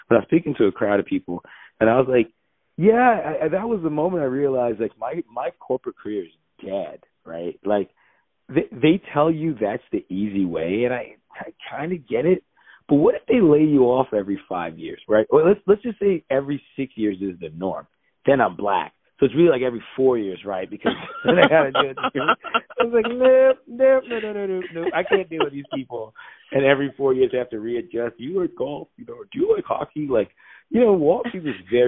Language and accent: English; Nigeria; moved away; also born or lived in United States; I'm Nigerian